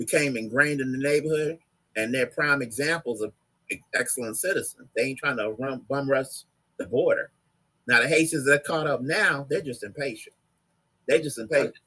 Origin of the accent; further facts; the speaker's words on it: Chicago, Illinois, United States; I was born in Chicago, Northwestern Hospital.